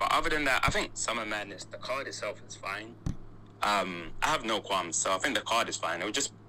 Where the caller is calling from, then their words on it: London, United Kingdom; Yeah, so yeah, I'm calling in from London.